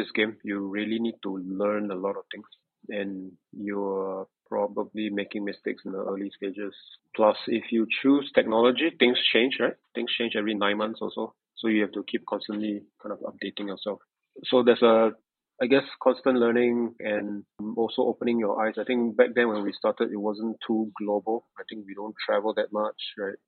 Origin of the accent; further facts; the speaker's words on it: Singapore; I'm born and raised in Singapore